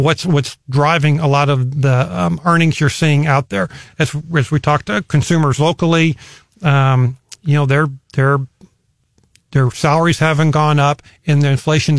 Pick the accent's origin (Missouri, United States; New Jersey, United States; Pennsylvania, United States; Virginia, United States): Missouri, United States; Columbia; And in Hickman, but I consider Columbia my hometown.